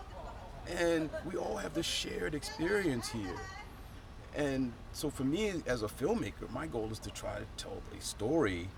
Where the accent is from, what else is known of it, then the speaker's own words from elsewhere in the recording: Baltimore, Maryland, United States; moved away as an adult; now in Japan; growing up in Baltimore